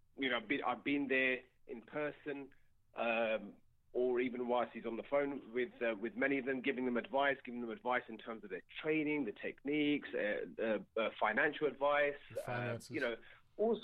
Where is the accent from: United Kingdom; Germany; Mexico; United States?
United Kingdom; I'm British, but my grandparents come from Pakistan